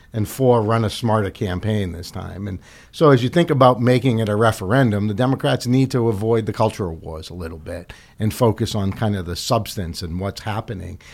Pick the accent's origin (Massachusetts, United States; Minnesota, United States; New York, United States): Massachusetts, United States; Medford; my hometown, Medford, Massachusetts